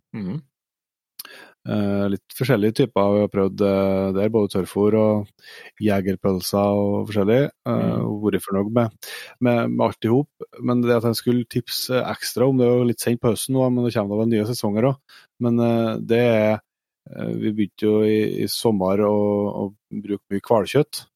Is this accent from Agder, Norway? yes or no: no; Trøndelag, Norway; Vi er jo trøndere